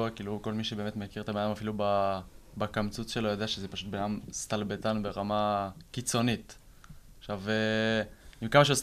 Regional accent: Herzliya, Tel Aviv District, Israel; גם מהרצליה

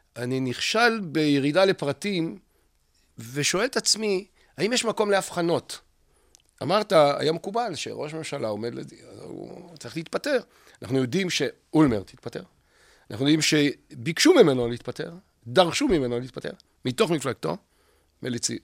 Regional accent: Israel; also born or lived in Jerusalem; ממשכון המזרח ומשדרות, איפה שגדלתי, בשנות ה-60

